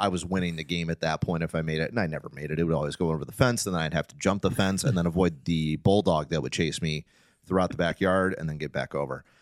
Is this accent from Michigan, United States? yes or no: yes; Detroit, Michigan, United States; growing up in Detroit